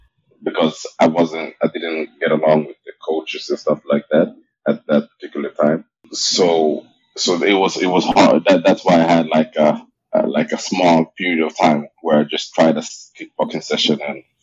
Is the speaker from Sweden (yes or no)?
yes; Stockholm, Stockholm County, Sweden; I was in Stockholm, Sweden. Like you said, born and raised in Sweden.